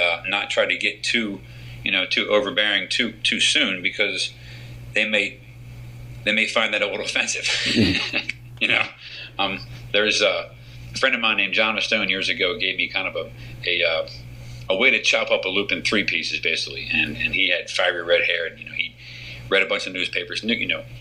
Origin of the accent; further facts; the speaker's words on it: United States; I'm an American